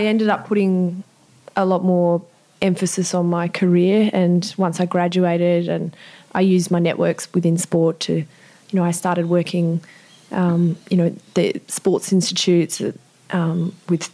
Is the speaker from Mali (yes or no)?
no; Sydney, New South Wales, Australia; born or raised there